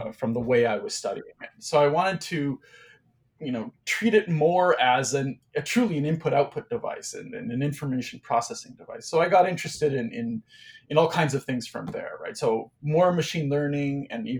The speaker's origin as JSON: {"language": "English", "town": "Cornwall", "region": "Ontario", "country": "Canada", "tie": "born or raised there", "also_born_or_lived": "Saskatchewan / Toronto", "said": "I grew up in a small city called Cornwall, Ontario. I was born in Saskatchewan, actually, in the prairies provinces of Canada. But I mostly grew up in Cornwall."}